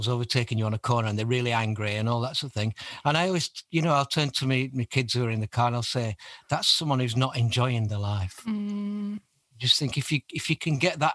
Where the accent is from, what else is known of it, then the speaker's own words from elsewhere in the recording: Burnley, North West England, United Kingdom; I'm from Burnley in Lancashire